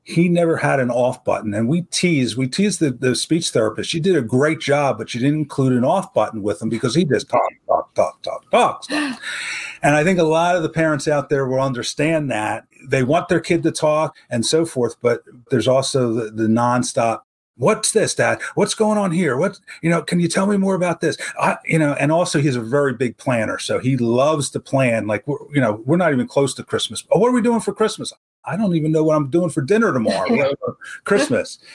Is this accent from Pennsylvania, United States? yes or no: yes; Philadelphia, Pennsylvania, United States; since we're from Philadelphia, we're big Eagles fans